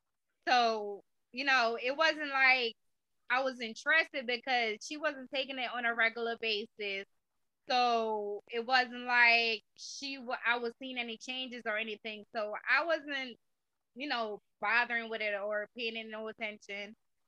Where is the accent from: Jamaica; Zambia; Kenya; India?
Jamaica; now in United States; Well, I'm originally from Jamaica. I've been in the States for 21 years.